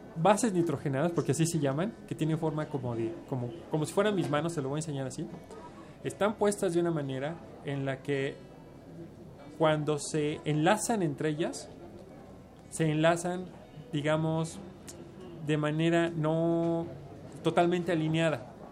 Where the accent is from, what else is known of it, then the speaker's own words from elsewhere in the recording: Mexico; somos los mexicanos